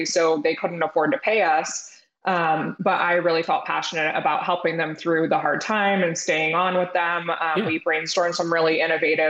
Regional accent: Ventura County, Southern California, United States; moved away; born and raised in Southern California, kind of grew up in Ventura County area, if you know where that is, halfway between like LA and Santa Barbara.

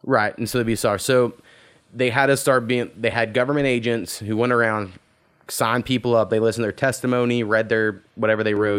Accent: Oklahoma, United States; we're from the territory in which that happened

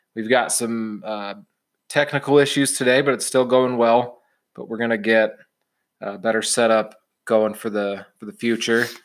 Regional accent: Champaign, Illinois, United States; now in Utah, United States; I grew up in Champaign, Urbana, Illinois

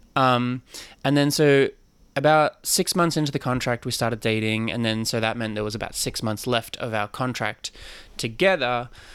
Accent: Sydney, New South Wales, Australia; moved away as an adult; also born or lived in Chicago; now in New York, United States; I'm originally Australian, yes. Sydney born and raised

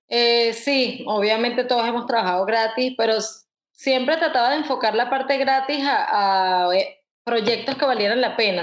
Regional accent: Caracas, Capital District, Venezuela; now in United States; caraqueña ilustradora, me gradué en, en el Instituto de Diseño de Caracas

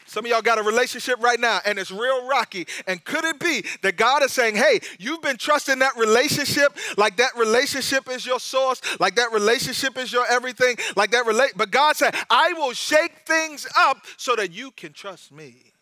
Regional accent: United States; I'm an American and I'm in America

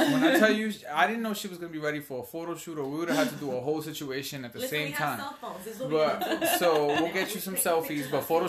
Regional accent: New York, United States; because I was born in New York, okay? We just as Puerto Rican as y'all.

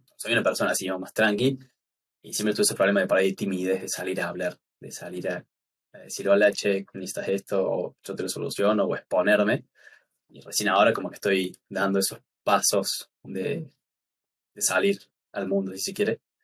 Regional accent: Córdoba, Argentina; soy diseñador gráfico de acá de Córdoba, Argentina

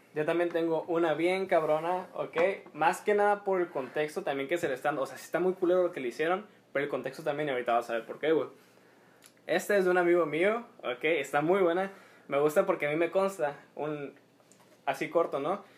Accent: Mexico

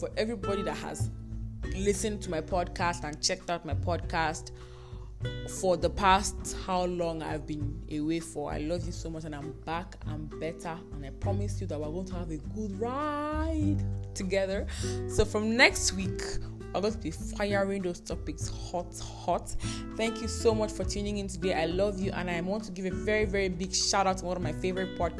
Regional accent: Nigeria; I'm a Nigerian undergraduate, a YouTuber

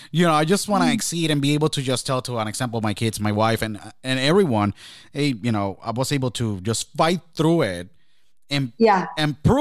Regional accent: Shrewsbury, New Jersey, United States; also born or lived in Jacksonville; I came from Shrewsbury, New Jersey, then I went to Jacksonville, and I make it here

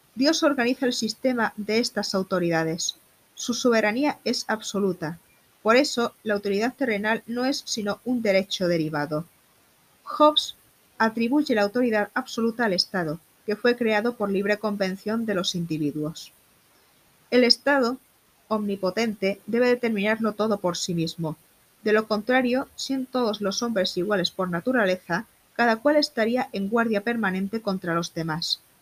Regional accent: Málaga, Andalusia, Spain; soy malagueña de nacimiento

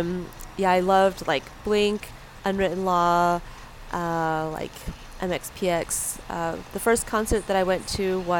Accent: San Diego, California, United States; I grew up in San Diego.

